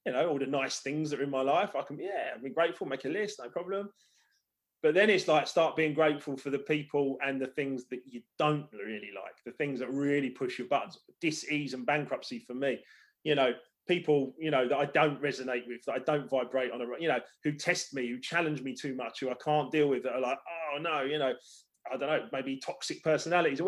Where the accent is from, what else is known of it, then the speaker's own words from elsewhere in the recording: Hampton Hill, London, United Kingdom; also born or lived in Esher, Surrey; where I grew up in Hampton Hill